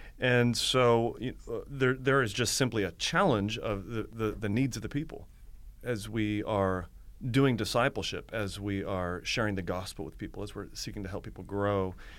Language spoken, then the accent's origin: English; Akron, Ohio, United States; also born or lived in Florida; now in Baltimore, United States; So I'm from Akron, Ohio, okay. Originally. I came to Maryland through Florida after some college and took a youth pastor job for 5 years outside of Baltimore.